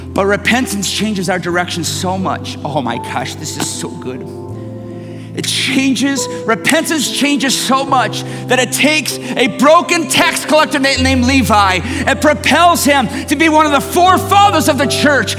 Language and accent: English; Detroit, Michigan, United States; I'm from Detroit